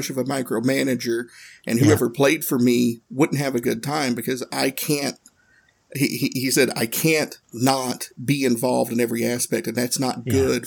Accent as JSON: {"language": "English", "region": "Northeast Tennessee", "country": "United States", "tie": "born or raised there", "moved": "yes", "lives_now": "Indianapolis, United States", "said": "I grew up in Northeast Tennessee"}